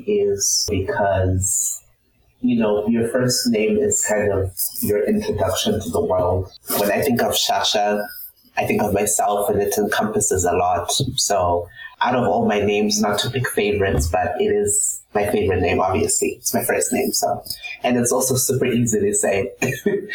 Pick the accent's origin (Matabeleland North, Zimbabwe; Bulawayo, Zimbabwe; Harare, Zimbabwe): Harare, Zimbabwe; moved away as an adult; now in Houston, United States; So I'm from the capital city, Harare.